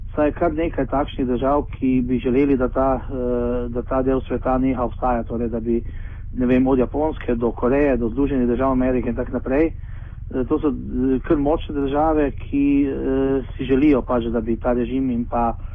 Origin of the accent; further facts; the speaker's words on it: Slovenia; smo trije iz Slovenije